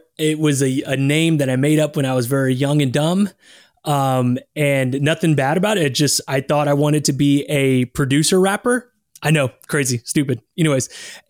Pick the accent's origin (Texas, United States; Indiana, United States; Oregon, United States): Texas, United States; San Marcos; also born or lived in Austin, Texas; Texas. I was born in San Marcos. I mean, raised in San Marcos, born in Austin, Texas, but have lived here my whole life. I am a Texas boy through and through.